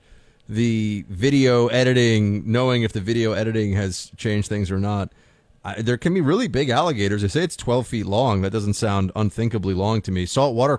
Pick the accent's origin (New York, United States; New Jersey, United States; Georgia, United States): New York, United States; New York City; I'm a Yankee from New York City